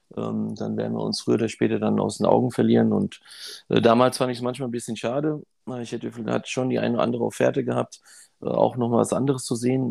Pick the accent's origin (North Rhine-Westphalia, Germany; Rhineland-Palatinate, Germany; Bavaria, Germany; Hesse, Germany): Hesse, Germany; Frankfurt; ich bin auch hier in Frankfurt aufgewachsen